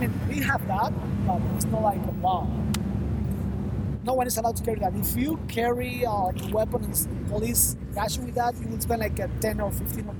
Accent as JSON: {"language": "English", "region": "Guantánamo", "country": "Cuba", "tie": "born or raised there", "second_language": "English", "moved": "as an adult", "lives_now": "Havana, Cuba", "said": "I was born in Guantanamo, not in the prison, but well, over there. So I moved to Havana like 9 years ago to study, and we're here."}